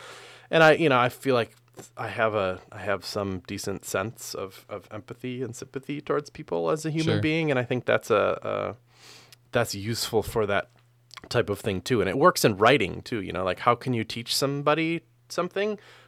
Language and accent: English; Midwest, United States; I don't know if it's necessarily that I'm from the Midwest, thus I thus I am more community oriented.